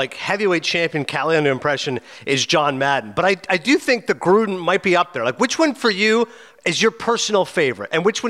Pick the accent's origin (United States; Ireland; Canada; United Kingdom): Canada; being Canadian